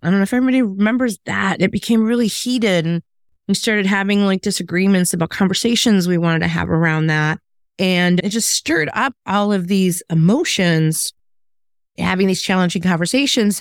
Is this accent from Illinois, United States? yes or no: yes; Chicago, Illinois, United States; moved away as an adult; also born or lived in the South (US); my hometown of Chicago